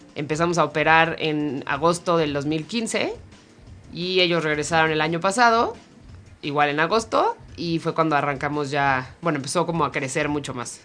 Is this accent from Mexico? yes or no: yes; Mexico; Entonces soy mexicano, tú eres mexicano, somos más o menos de la misma edad.